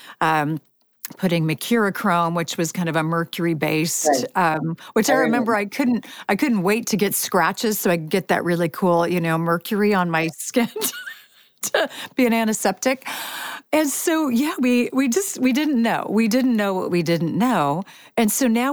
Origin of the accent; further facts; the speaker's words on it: Chico, California, United States; I grew up in California, Northern California, Chico, California.